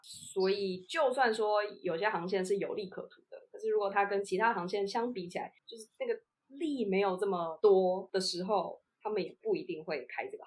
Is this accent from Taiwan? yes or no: yes; Taiwan; 我们是台湾人，那我们一定会比较想要搭国航嘛